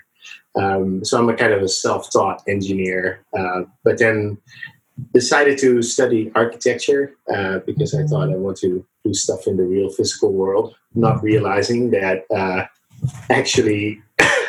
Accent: Netherlands; moved away as an adult; also born or lived in San Francisco Bay Area, United States; now in San Francisco, United States; I was born in the Netherlands in Europe, and I came to the Bay Area, San Francisco, about 6 years ago

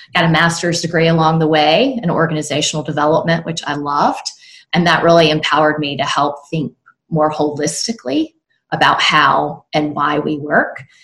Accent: South Carolina, United States; now in North Carolina, United States; I live now in North Carolina, and I'm originally from South Carolina.

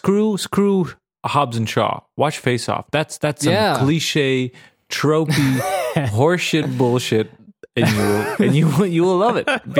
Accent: Serbia; because it was when I grew up in Serbia back in the day, it was war times

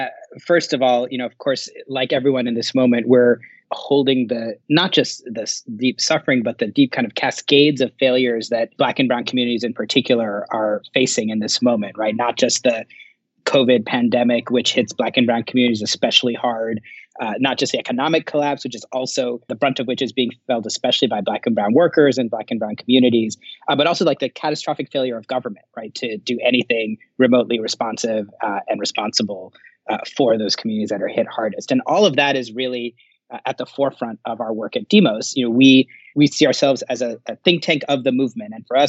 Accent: Thailand; also born or lived in New York, United States; Bangladeshi American by background, really kind of grew up all over. My dad used to work for the UN. I was born in New York, so I'm the anchor baby in our family, but grew up a large part of my childhood in Thailand and in the global South.

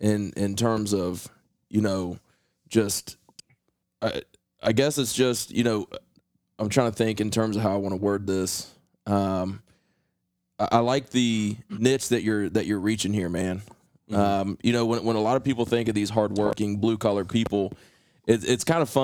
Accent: Appalachia, United States

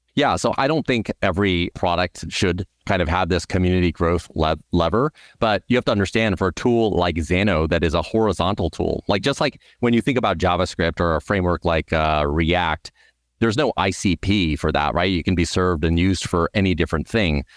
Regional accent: Southern California, United States; I grew up in Southern California

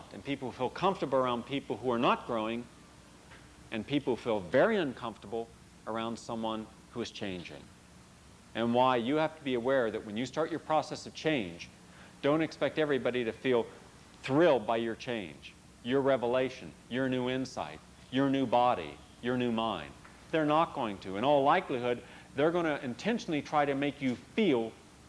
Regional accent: West Virginia, United States; moved away; I don't live in West Virginia. I would have been shot had I still lived in West Virginia

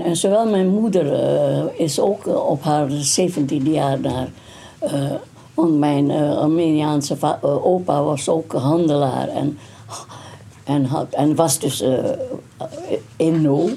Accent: Indonesia; first language Dutch; we hebben 150 verschillende etnische groepen in, in Indonesië

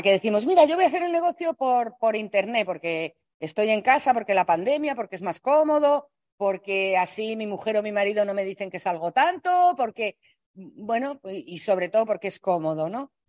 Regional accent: Spain; los españoles somos hablando un poco así

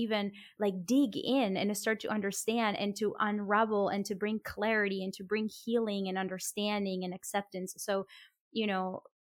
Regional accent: Colombia; I come from a Latin American country, I come from Colombia

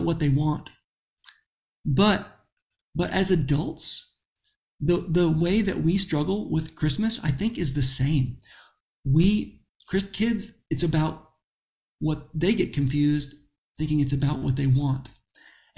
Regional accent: Florida, United States; growing up in Florida

